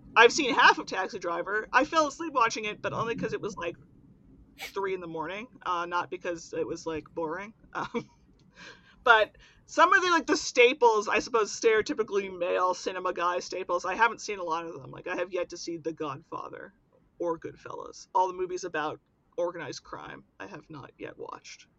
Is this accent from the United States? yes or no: yes; Pittsburgh, Pennsylvania, United States; I'm from Pittsburgh and I am very near the origin of modern zombieism